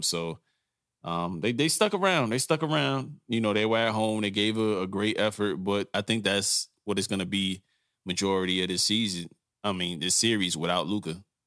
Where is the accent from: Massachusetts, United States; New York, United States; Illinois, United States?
New York, United States; I grew up in New York